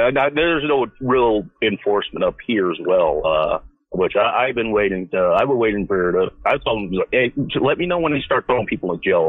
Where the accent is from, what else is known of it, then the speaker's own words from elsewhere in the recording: Inglewood, California, United States; now in Seattle, United States; All right, no, I'm actually from Inglewood.